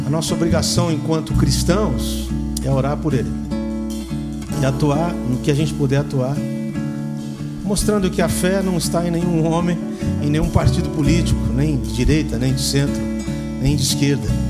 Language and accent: Portuguese; Brazil; Sou brasileiro